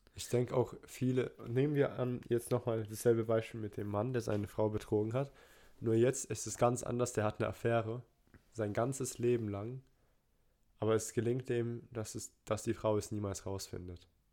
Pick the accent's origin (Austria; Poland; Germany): Poland; Ich bin Pole